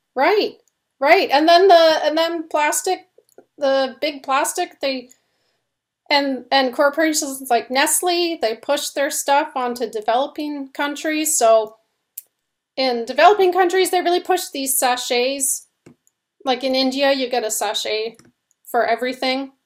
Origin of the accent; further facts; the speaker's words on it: Canada; now in United States; we're Canadian, we live in the States